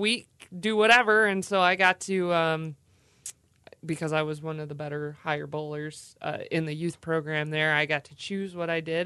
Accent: Bay City, Michigan, United States; growing up in Bay City

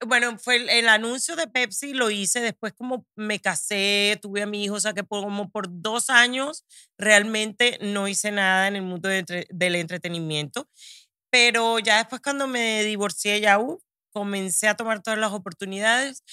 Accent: Barranquilla, Atlántico, Colombia; now in United States; Barranquilla, de donde soy, en Colombia

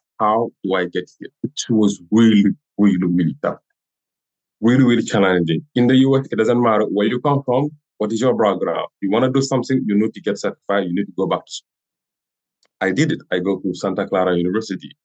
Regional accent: Senegal; first language French; English is a second language; moved away as an adult; now in Rhode Island, United States; I have everything in Senegal and I never travel.

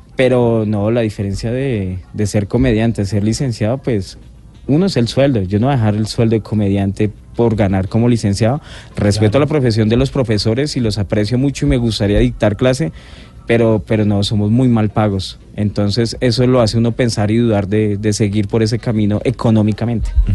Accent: Colombia

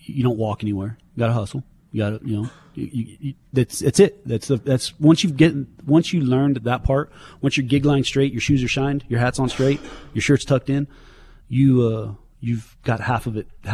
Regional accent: Kansas, United States; growing up in Kansas

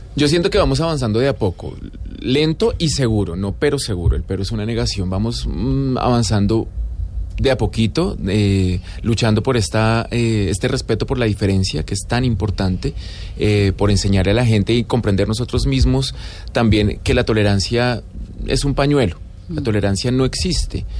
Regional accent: Colombia; also born or lived in Buenos Aires, Argentina; Yo siento que la indiferencia como colombianos es absolutamente fuerte y característica

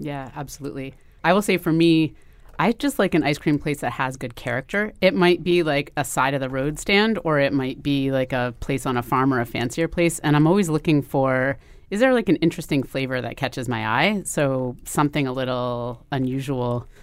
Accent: New Haven, Connecticut, United States; I grew up in New Haven

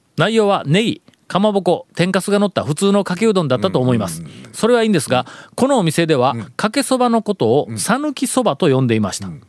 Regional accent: Takuma, Kagawa, Japan; born or raised there

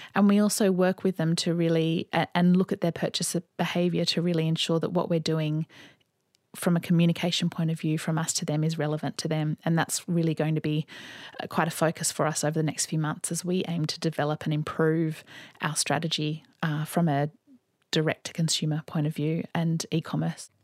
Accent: Sydney, New South Wales, Australia; also born or lived in London; I grew up here in Sydney

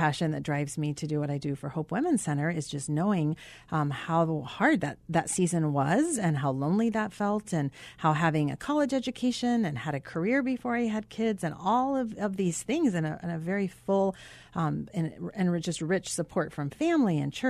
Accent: Arizona, United States; I grew up mostly in Arizona.

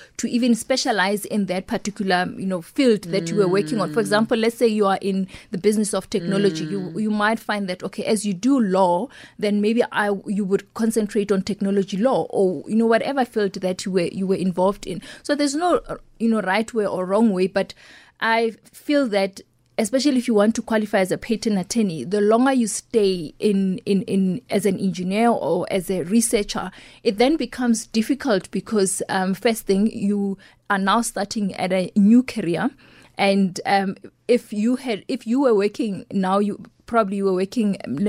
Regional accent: Pretoria, Gauteng, South Africa; growing up in Mamelodi

